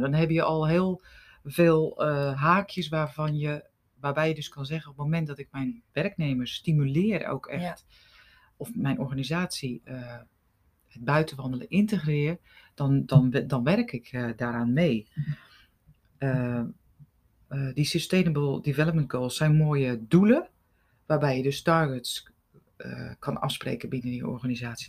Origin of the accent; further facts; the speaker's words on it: Rotterdam, South Holland, Netherlands; Ik kom uit Rotterdam.